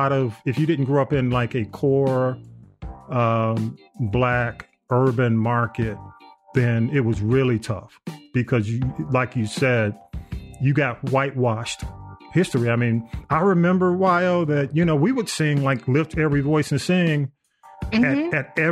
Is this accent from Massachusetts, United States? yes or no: no; Atlanta, Georgia, United States; I grew up in Atlanta, in the Atlanta public school system